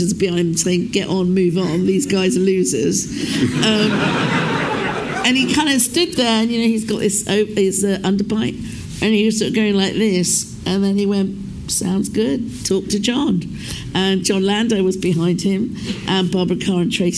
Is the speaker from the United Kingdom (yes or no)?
yes; United Kingdom; we thought we were the only Asians in the United Kingdom